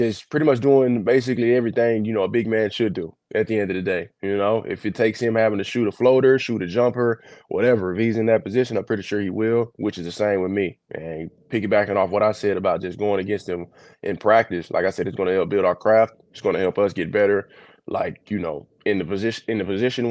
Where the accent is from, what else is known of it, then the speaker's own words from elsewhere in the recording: El Dorado, Arkansas, United States; now in Dallas, United States; from down south, El Dorado, Arkansas, you know, it's dope, because most of my family, like, they stay here on my dad's side. My hometown is like 4 hours away